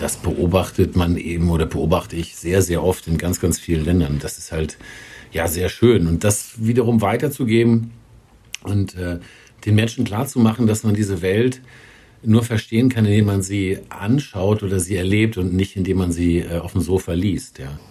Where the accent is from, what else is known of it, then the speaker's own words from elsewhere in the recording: Germany; als Deutscher